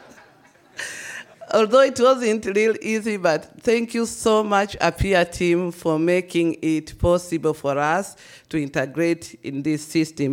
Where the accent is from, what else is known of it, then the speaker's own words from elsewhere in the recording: Tanzania; moved away as an adult; now in Austria; being born and raised in Tanzania